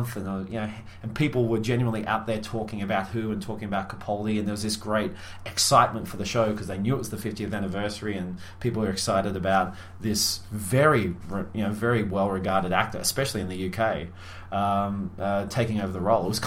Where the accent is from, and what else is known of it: Australia